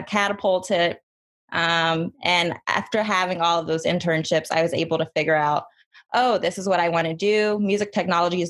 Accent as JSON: {"language": "English", "region": "North Carolina", "country": "United States", "said": "I'm also from North Carolina, where these things don't really happen for people in our areas"}